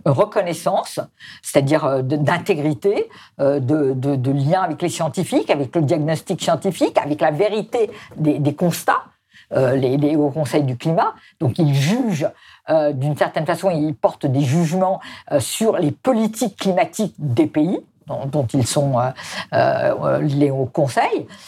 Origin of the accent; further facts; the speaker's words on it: France; chez nous en France